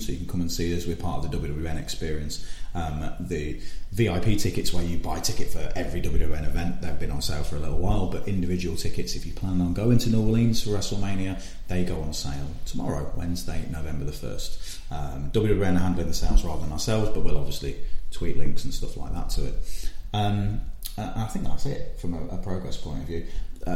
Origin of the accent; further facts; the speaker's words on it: Leicester, East Midlands, United Kingdom; It's my hometown